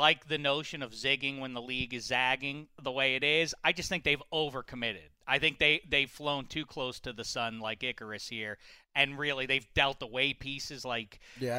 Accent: Pittsburgh, Pennsylvania, United States; I grew up in Pittsburgh and watched

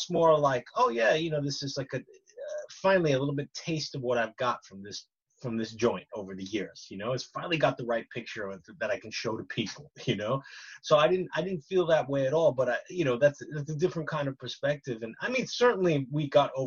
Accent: New York, United States; moved away; I'm from New York

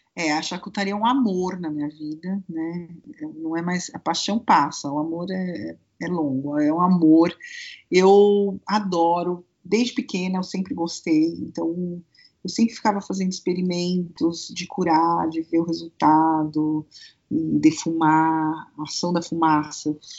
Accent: Brazil; Como bom brasileiro

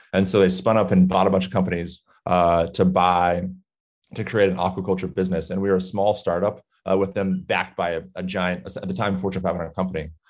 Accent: Southern California, United States; I grew up in Southern California

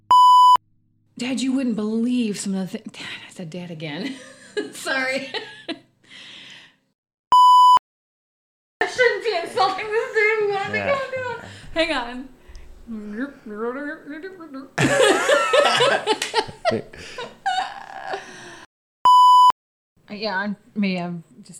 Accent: Chicago, Illinois, United States; accent: nasal; I am from the Chicagoland area, the best area in the world

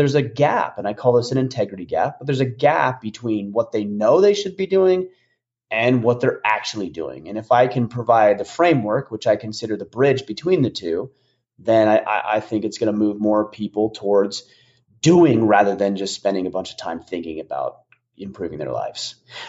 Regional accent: Utah, United States; But yeah, when I grew up there in Utah, we had what they called, technically they called it fall break

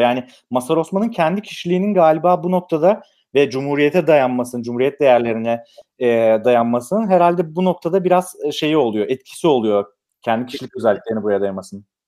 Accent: Manisa, Turkey; Ben Manisa'lıyım

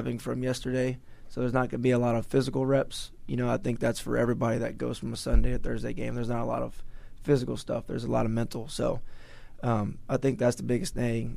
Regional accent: Texas, United States; moved away as an adult; now in Massachusetts, United States; I'm from Texas

